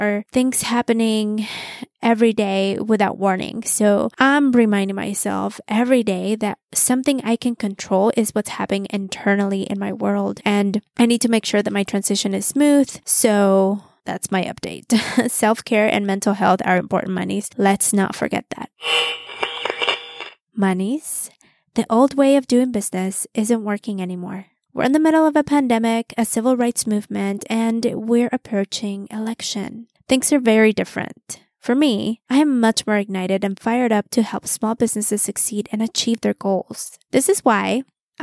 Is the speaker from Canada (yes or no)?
no; Mexico City, Mexico; now in United States; I was born in the U.S. and I grew up in Mexico City my whole life